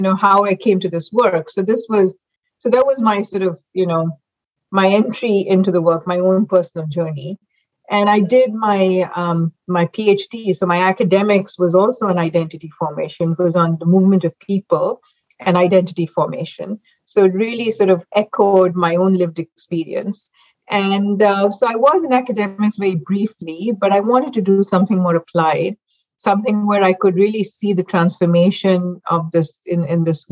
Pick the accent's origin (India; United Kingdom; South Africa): India; Mumbai, Maharashtra; now in United States; I actually grew up in Mumbai, India